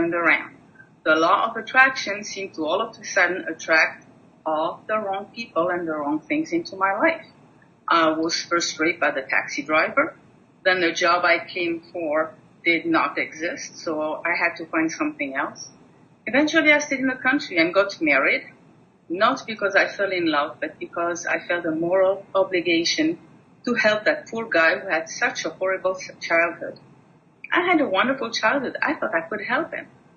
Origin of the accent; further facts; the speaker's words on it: Switzerland; moved away; I was born and raised in Switzerland